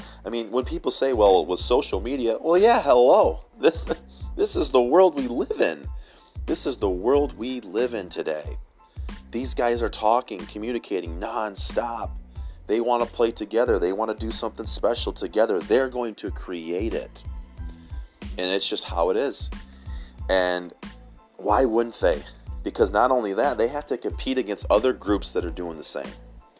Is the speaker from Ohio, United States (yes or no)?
no; Michigan, United States; I'm from Michigan.